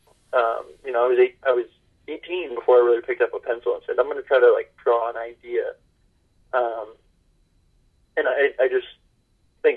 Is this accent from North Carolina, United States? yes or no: no; New Hampshire, United States; Growing up in New Hampshire, I sort of have this rugged individualism. Our state motto is live free or die.